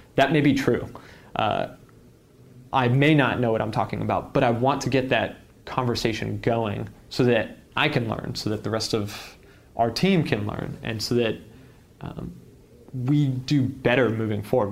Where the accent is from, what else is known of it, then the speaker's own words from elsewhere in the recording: San Jose, California, United States; I grew up in San Jose.